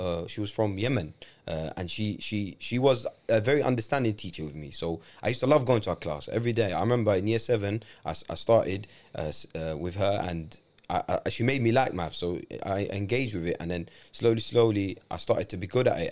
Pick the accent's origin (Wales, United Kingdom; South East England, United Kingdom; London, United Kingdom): London, United Kingdom; I grew up in London. I know how London is.